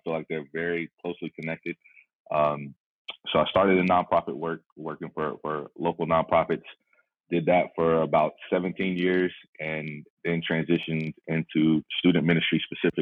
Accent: Dallas, Texas, United States; moved away as an adult; now in Austin, United States; I'm originally from Dallas, Texas

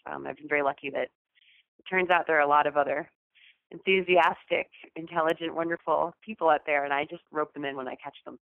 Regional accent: New York, United States; I am a New Yorker

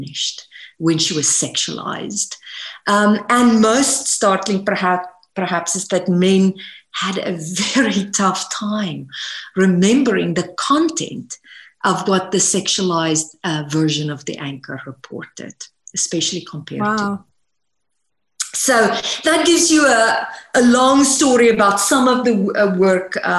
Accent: South Africa; moved away as an adult; now in United States; I was born and raised in South Africa

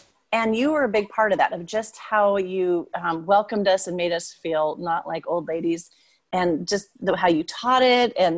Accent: United States; accent: American; my American accent

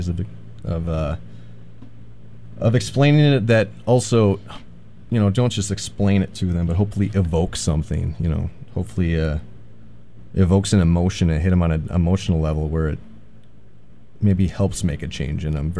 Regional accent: New London, Wisconsin, United States; I got a buddy from my hometown in New London, Wisconsin

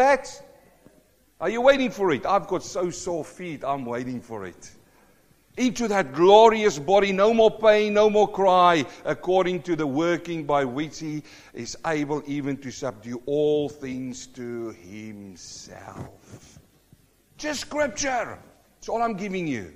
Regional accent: South Africa; now in New Zealand; I'm a South African born Kiwi

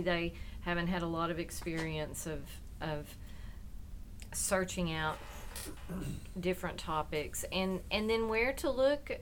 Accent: Sulphur Springs, Texas, United States; also born or lived in McKinney, Texas; I also grew up in East Texas

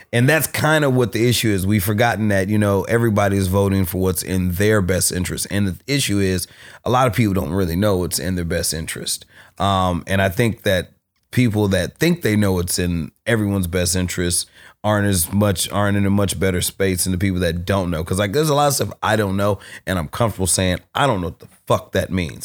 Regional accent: Berkeley, California, United States; being from Berkeley, I grew up on, I grew up in South Berkeley

